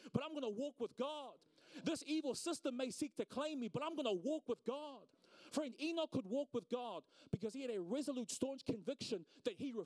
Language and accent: English; Auckland, New Zealand; I'm from South Auckland